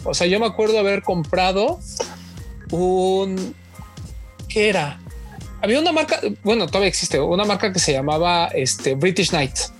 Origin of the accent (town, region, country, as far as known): Mexico